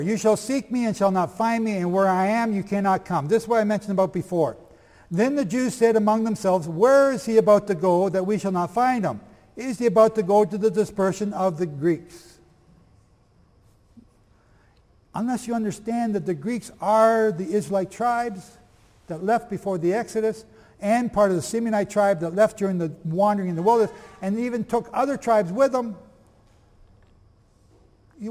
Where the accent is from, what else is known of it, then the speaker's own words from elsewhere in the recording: Canada; I'm from Canada.